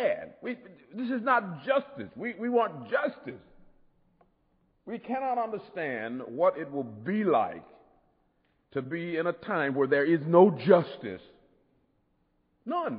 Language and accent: English; United States; I'm an American